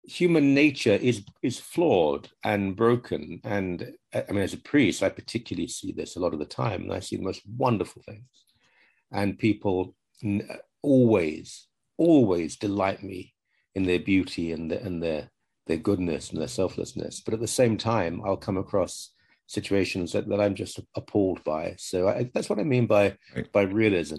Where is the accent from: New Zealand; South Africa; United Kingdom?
United Kingdom; moved away; I'm 63, growing up in Britain